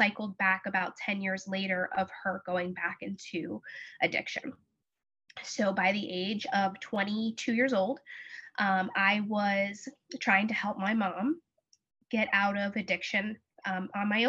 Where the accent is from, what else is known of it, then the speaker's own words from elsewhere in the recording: New Jersey, United States; I'm from New Jersey